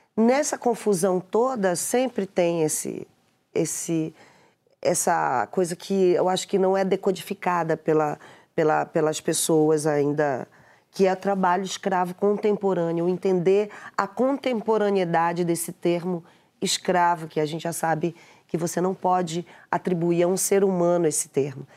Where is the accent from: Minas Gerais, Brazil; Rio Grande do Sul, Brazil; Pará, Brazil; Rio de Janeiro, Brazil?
Pará, Brazil; eu sou paraense